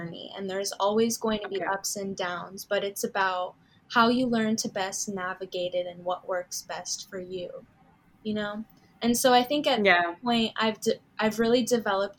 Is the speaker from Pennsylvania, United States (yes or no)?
no; Southern California, United States; also born or lived in Florida / Canada; growing up and all of my schooling was done in Southern California